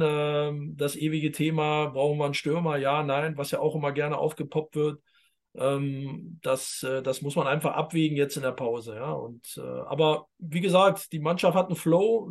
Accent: East Germany, Germany; ich als Ossi darf das sagen

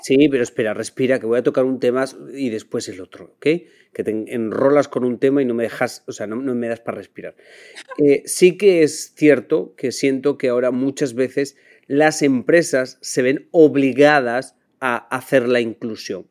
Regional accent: Spain; now in United States; para los demás españoles

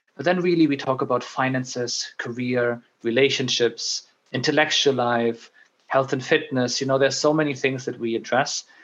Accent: Germany; moved away as an adult; also born or lived in Middle East / Netherlands / United Kingdom; now in Dublin, Ireland; I moved away from Germany

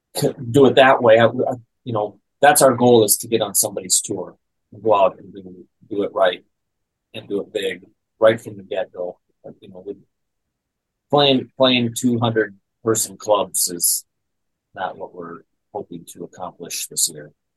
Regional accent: South Dakota, United States; I grew up in South Dakota, so there's not much going on there, you know. And little kid from South Dakota

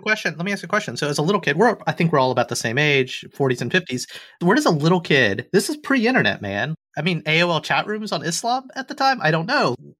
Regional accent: Alabama, United States; I'm an Indian kid, born and raised in Alabama and the suburbs

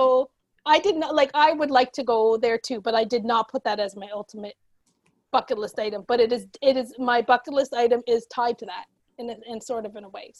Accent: East Coast, Canada; we're on the East Coast and we're Canadian

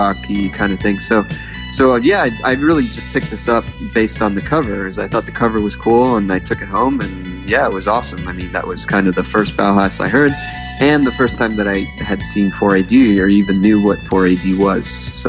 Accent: Miami, Florida, United States; I came up here from Miami to go to college. I was going to FAU

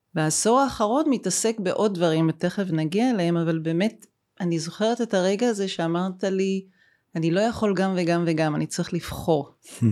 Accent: Haifa, Haifa District, Israel; גם אני וגם אתה, דרך אגב, נולדנו בחיפה, שנינו חיפאים

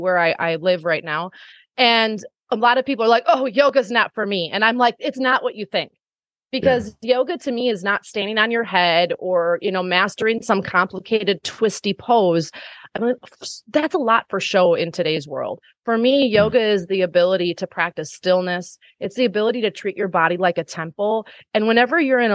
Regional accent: Wisconsin, United States; here in my small hometown in Wisconsin

